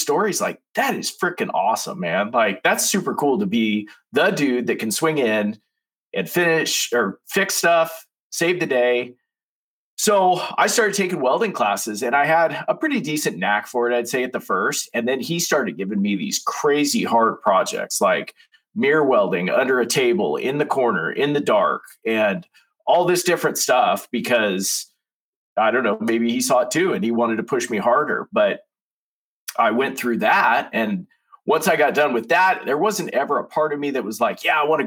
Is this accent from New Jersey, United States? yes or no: no; Eastern Oregon, United States; also born or lived in Eugene, Oregon; I'm from Eastern Oregon